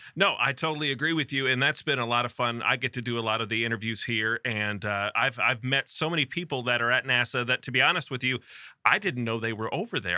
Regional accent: Houston, Texas, United States; also born or lived in Birmingham, Alabama; I came back to my hometown of Houston

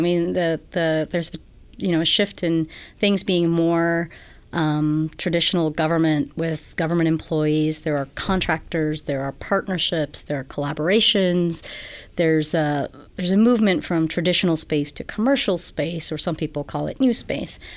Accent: Guam; moved away as an adult; also born or lived in New York; now in California, United States; I'm from Guam originally.

